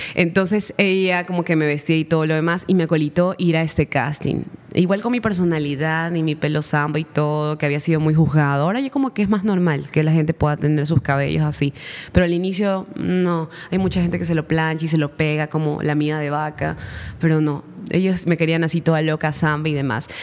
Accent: Guayaquil, Guayas, Ecuador; also born or lived in Manabí; yo nací en Guayaquil

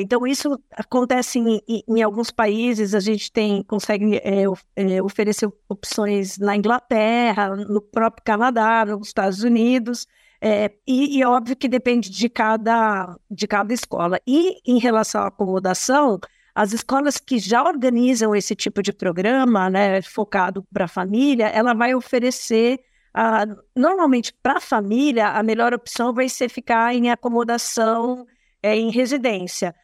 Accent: Brazil; nós, como brasileiros

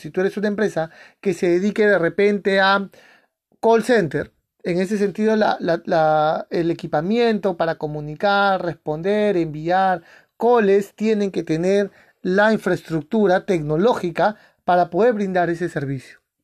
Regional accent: Peru; en mi país, en Perú, se hace una vez al año

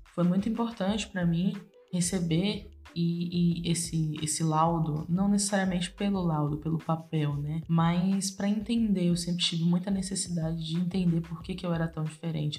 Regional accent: Salvador, Bahia, Brazil; nasci e cresci em Salvador, amo a minha cidade, amo o meu lugar no mundo, que é aqui

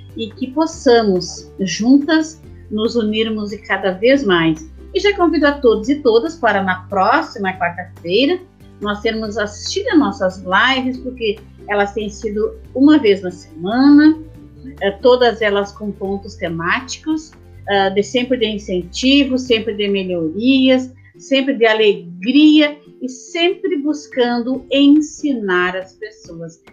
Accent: Brazil; Eu sou natural aqui do Boi Morto, da Vila Calduro, né? Minha, minha a, a, a, ali eu nasci, ali eu me criei

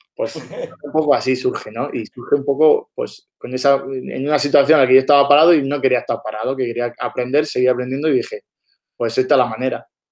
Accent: Almería, Andalusia, Spain; nosotros somos de Almería

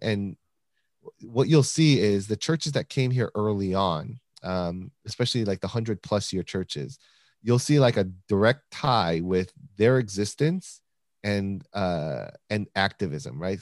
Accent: United States; growing up in the American public school system

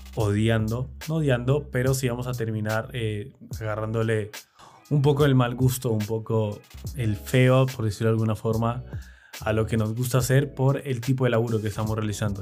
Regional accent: Argentina

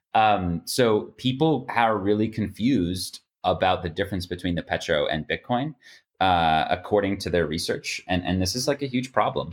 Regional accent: United States; being an American

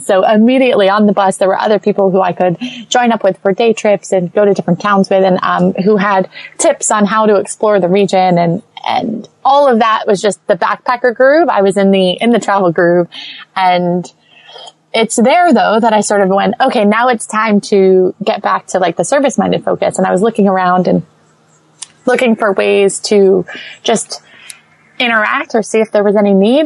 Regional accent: St. Petersburg, Florida, United States; moved away as an adult; also born or lived in Los Angeles; I'm from St. Petersburg, which is, you know, a beach. We're most known for our beaches in Florida

